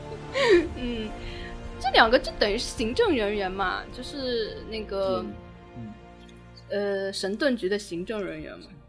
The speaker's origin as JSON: {"language": "Chinese", "country": "China", "said": "我们中国人想象力还蛮丰富的"}